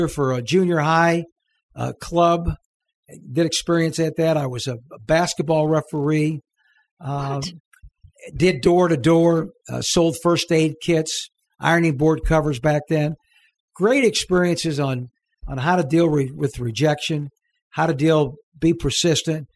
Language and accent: English; St. Louis, Missouri, United States; moved away as an adult; also born or lived in Southern California; now in Little Rock, United States; No, I'm from St. Louis